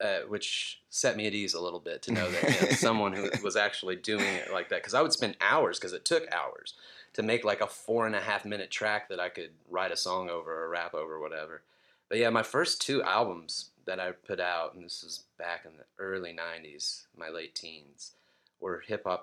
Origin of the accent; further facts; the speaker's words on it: Marion, Indiana, United States; moved away as an adult; also born or lived in Austin, Texas / Knoxville, Tennessee; now in Athens, United States; Growing up in Indiana, there in this small factory town